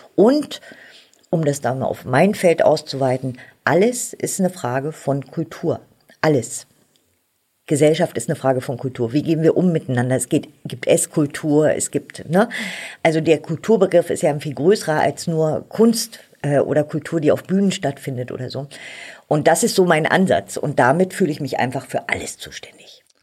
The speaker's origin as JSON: {"language": "German", "country": "Germany", "tie": "born or raised there", "also_born_or_lived": "Berlin", "said": "Ich bin ja in der DDR aufgewachsen"}